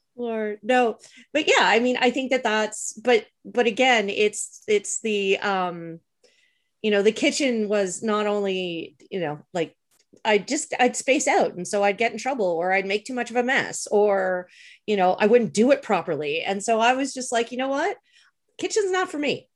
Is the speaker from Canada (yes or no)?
yes; Canada; growing up in Canada